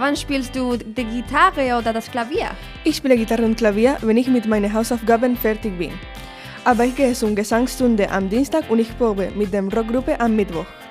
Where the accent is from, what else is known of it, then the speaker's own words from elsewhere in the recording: Gran Canaria, Canary Islands, Spain; German is a second language; ich komme aus Gran Canaria